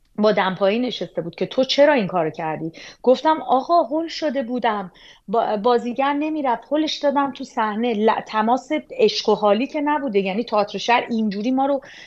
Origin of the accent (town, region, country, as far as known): Iran; moved away as an adult